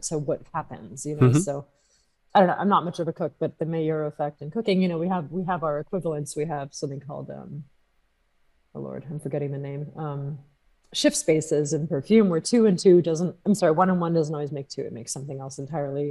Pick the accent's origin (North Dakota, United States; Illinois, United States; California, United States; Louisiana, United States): California, United States; also born or lived in France / London; at least where I'm from in California